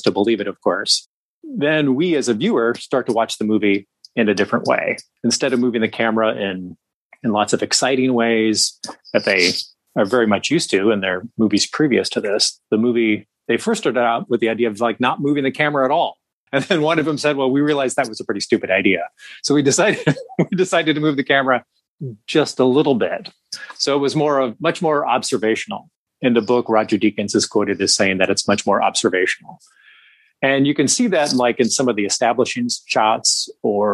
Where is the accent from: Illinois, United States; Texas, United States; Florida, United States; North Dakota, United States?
North Dakota, United States; Western; moved away as an adult; now in Minneapolis, United States; I'm from Western North Dakota. I was born there. I went to high school there. I currently live in Minneapolis.